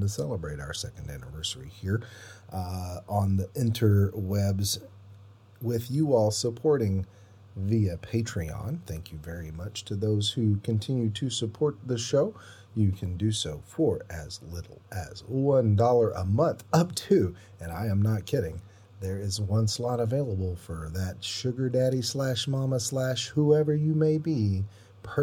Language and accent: English; Conway, United States; I ran this first run at a theater here in my hometown of Conway.